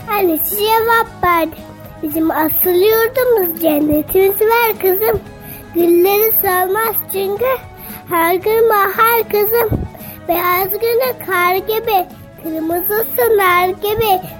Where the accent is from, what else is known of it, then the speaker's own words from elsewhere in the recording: Karaman Province, Turkey; now in Çeşme, Turkey; Ben 7 yaşındayım. 2. sınıfa gidiyorum. Ee, Çeşme, Çeşme İzmirliyim. Çeşme'de oturuyorum ama Karamanlıyım normalde. Ve 7 yaşındayım.